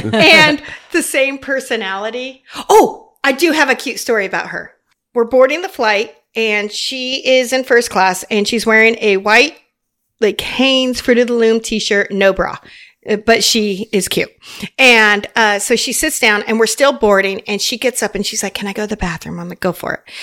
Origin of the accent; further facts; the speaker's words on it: Las Vegas, Nevada, United States; moved away as an adult; also born or lived in Cottonwood, Arizona / Phoenix, Arizona; I grew up in Las Vegas. I was born in Arizona, Cottonwood, a small town, right? And I grew up in Las Vegas.